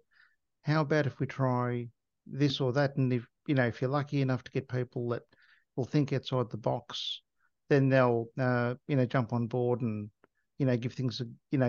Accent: Canberra, Australian Capital Territory, Australia; also born or lived in mid north coast of New South Wales; now in New South Wales, Australia; I was born in Canberra. Currently live on the mid north coast of New South Wales.

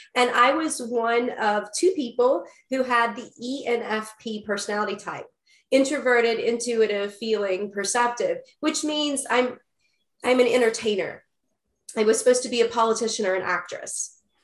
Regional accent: Huntington, West Virginia, United States; I was born in West Virginia, in, in Huntington, West Virginia, actually a suburb. So I was born down a dirt road

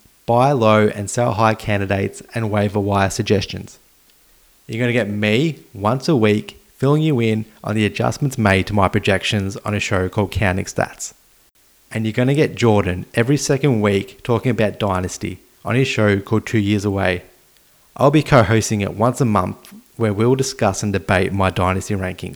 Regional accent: Australia; I'm Australian

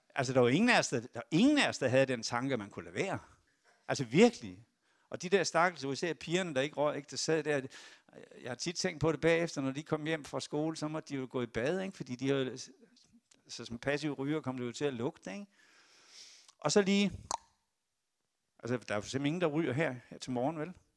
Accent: Esbjerg, Southern Denmark, Denmark; moved away; jeg er fiskesøn fra Esbjerg

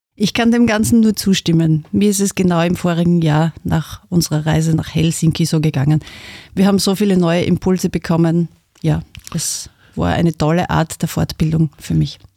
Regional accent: Styria, Austria; als Österreicher, als Steirer

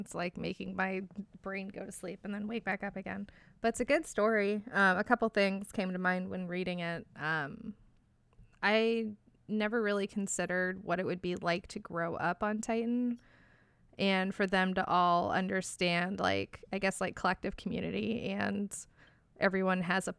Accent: Bay Area, California, United States; So I grew up in the Bay Area

